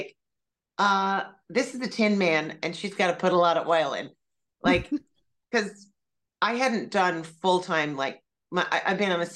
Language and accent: English; Montreal, Quebec, Canada; moved away as an adult; also born or lived in New York City; I'm from Montreal.